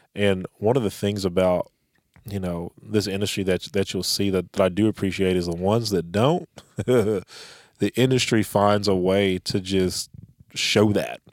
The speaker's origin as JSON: {"language": "English", "town": "Tulsa", "region": "Oklahoma", "country": "United States", "said": "I'm from Tulsa, Oklahoma"}